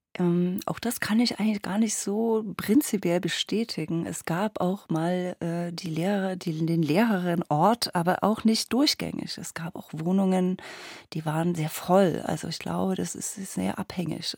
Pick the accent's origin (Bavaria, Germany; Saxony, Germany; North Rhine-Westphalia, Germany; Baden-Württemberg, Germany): Saxony, Germany; Dresden area; ich komme ja aus dem Raum Dresden